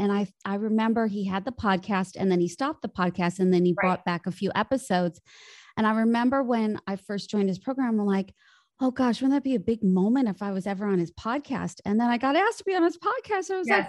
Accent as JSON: {"language": "English", "town": "Chicago", "region": "Illinois", "country": "United States", "tie": "born or raised there", "lives_now": "Los Angeles, United States", "said": "I grew up in Chicago. And then after I finished university, I had this pull, like many actors do, to move to Hollywood."}